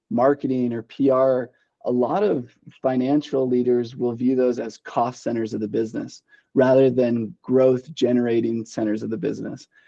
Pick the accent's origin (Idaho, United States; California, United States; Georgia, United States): Idaho, United States; Boise; now in Idaho Falls, United States; uh, yeah, so I, I'm from Western Idaho, Boise. I mean, it's not a big city by any means, uh, but it's definitely more metropolitan than uh, what Idaho Falls is.